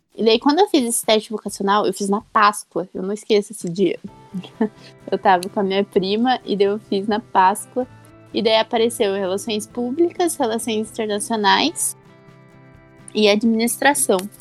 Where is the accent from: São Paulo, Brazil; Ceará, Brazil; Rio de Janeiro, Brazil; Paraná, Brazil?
Paraná, Brazil; Santo Antônio da Platina; now in Curitiba, Brazil; eu sou do interior do Paraná, numa cidadezinha lá de Santo Antônio da Platina